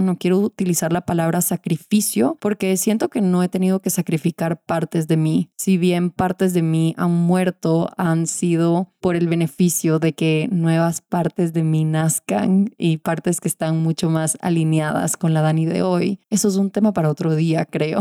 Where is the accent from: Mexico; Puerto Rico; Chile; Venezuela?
Venezuela; cuando era chiquita en Venezuela.